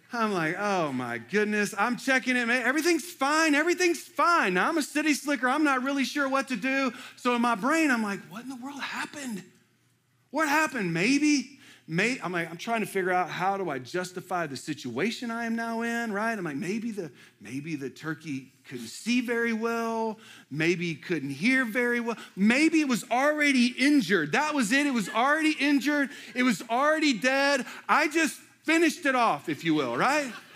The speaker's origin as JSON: {"language": "English", "town": "Houston", "region": "Texas", "country": "United States", "tie": "born or raised there", "moved": "as an adult", "lives_now": "Lexington, United States", "said": "I was born and raised in Houston."}